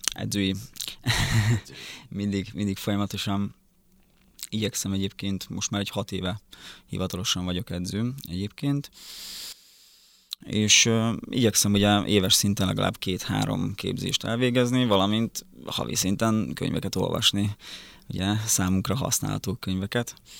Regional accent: Szabolcs-Szatmár-Bereg, Hungary; moved away as an adult; also born or lived in Miskolc; now in Budapest, Hungary; Szabolcs megyében nőttem fel egy teljesen kis egyszerű faluba

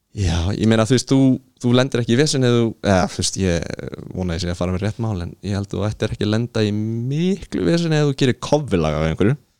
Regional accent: Iceland; ég kem frá Íslandi

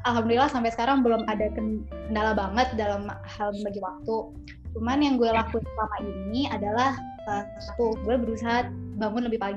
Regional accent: Boston, Massachusetts, United States; also born or lived in San Antonio; now in Indonesia; di gue lahir di San Antonio di Texas, tapi gue oh. mostly di Boston.

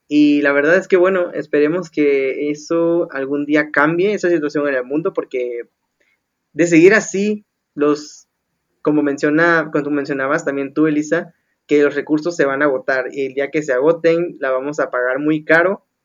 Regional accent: Veracruz, Mexico; Yo como jarocho veracruzano

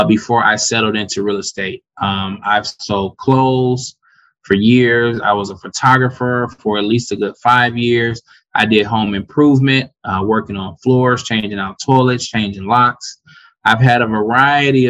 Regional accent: Detroit, Michigan, United States; I grew up in Detroit, resident of Detroit and all the surrounding suburbs

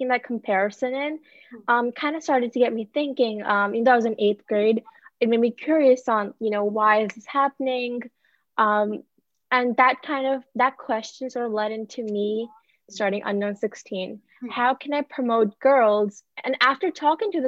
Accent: India; moved away; I'm from India

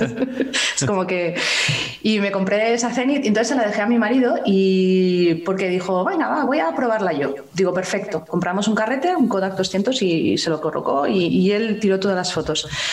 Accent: Spain; yo como española, que vivo aquí

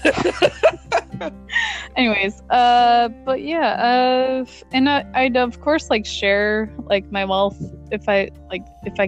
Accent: Oregon, United States; I'm from Oregon

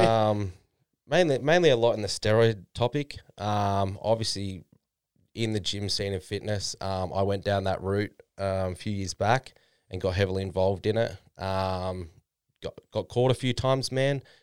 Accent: Noosa, Queensland, Australia; moved away as an adult; now in Gold Coast, Australia; I'm from Noosa before then. That's where my parents live right now.

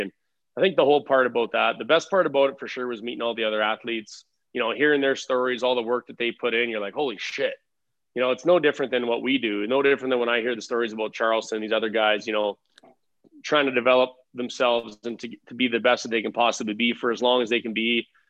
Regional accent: Regina, Saskatchewan, Canada; I grew up in Regina

